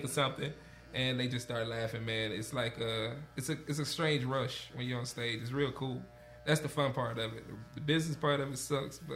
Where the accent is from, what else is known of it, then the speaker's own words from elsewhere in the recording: Monroe, Georgia, United States; Monroe is like the big city inside the country, but I'm actually from Georgia.